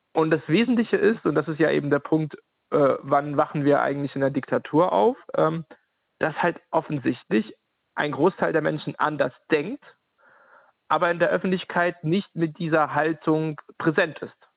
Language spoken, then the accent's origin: German; Ukraine; now in Halle, Germany; in der Ukraine geboren und seit 2012 lebe ich in Ostdeutschland, genauer gesagt in Halle